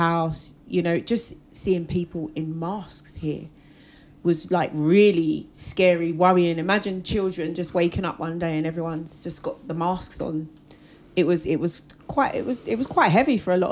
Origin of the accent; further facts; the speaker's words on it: England, United Kingdom; when you're raised in England